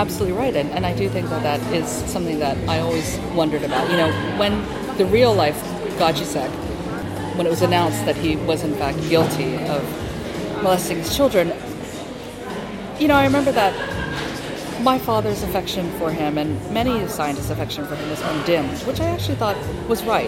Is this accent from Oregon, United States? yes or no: no; Hawaii, United States; I'm from Hawaii